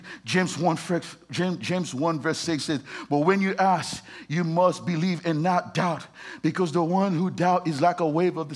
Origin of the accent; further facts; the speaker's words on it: Haiti; moved away; I was born in Haiti.